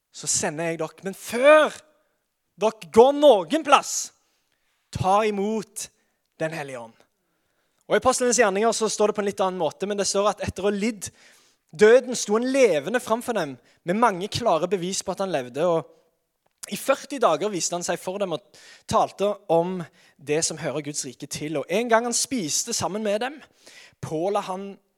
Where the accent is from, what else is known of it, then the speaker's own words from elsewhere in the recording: Sandnes, Rogaland, Norway; Jeg er fra Sandnes, født og oppvokst, alltid bodd her